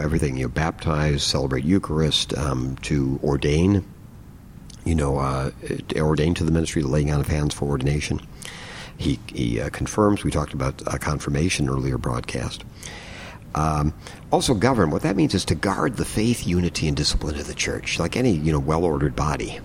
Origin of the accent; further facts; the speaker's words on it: United States; all of us are really proud, let's say, as American citizens